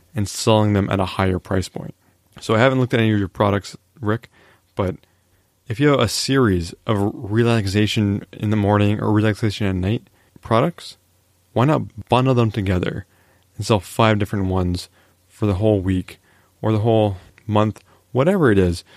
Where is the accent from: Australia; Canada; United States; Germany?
Canada; I am a Canadian after all